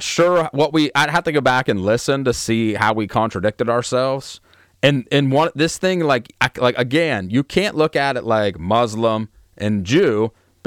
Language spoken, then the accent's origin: English; Altoona, Pennsylvania, United States; also born or lived in the South; Altoona. Like I was born and raised here